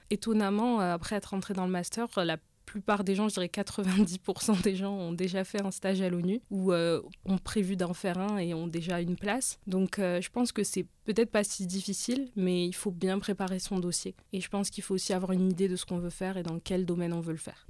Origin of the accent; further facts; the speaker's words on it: France; en tant que français